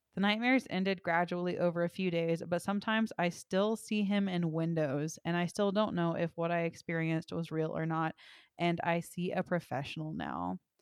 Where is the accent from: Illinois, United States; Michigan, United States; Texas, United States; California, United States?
Texas, United States; my hometown is the antique capital of Texas